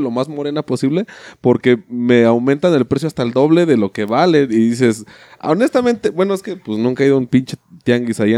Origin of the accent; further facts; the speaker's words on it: Cuba; yo compro la comida porque pues soy cubano